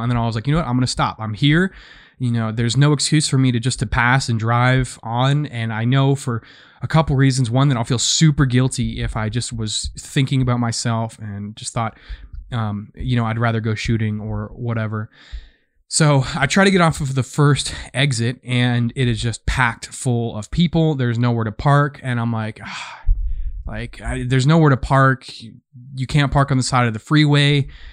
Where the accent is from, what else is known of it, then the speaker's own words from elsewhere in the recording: United States; I am an American. I've been an American for twenty-six years now